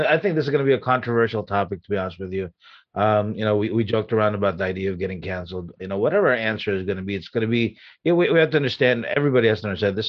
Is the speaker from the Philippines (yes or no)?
yes; Philippines; now in United States; my personality, who I am, is really based on how I grew up in the Philippines.